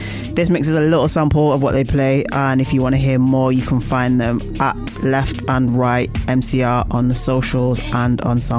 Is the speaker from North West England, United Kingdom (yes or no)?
yes; Manchester, North West England, United Kingdom; my hometown of Manchester